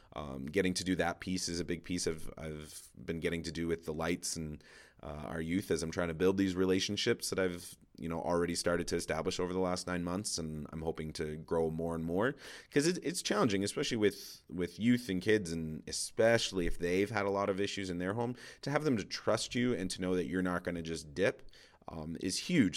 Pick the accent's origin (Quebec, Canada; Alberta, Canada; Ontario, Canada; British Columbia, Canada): Ontario, Canada; Toronto; moved away as an adult; now in Edmonton, Canada; so I grew up in Toronto. my wife and I now moved to Edmonton